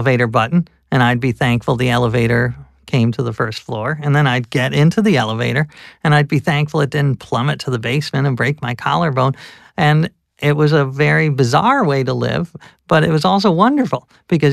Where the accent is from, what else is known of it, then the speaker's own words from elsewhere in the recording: the North, Northern United States, United States; as a Northerner